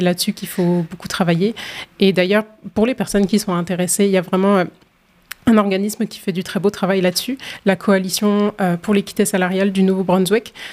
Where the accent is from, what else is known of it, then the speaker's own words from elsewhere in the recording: France; moved away as an adult; now in Halifax, Canada; je suis originaire de la France, puis je suis à Halifax depuis 2019